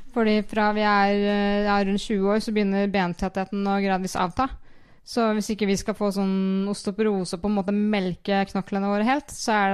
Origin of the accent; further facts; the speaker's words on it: Kviteseid, Vestfold og Telemark, Norway; now in Skien, Norway; Jeg har rydda sti hjemme i Kviteseid mens jeg har vært skada.